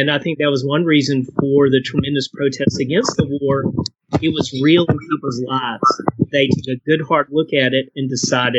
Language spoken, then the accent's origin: English; Eastern North Carolina, United States; now in Dallas, United States; growing up in Eastern North Carolina, I mean, military people are, you know, they're all over the place